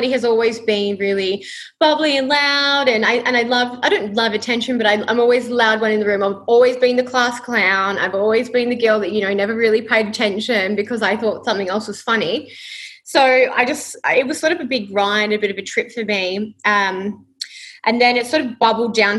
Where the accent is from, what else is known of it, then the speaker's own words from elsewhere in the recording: Perth, Western Australia, Australia; moved away as an adult; now in Gold Coast, Australia; I was born here on the Gold Coast but grew up in Perth. So I was there my entire life, my entire 28 years up until I moved to the Gold Coast.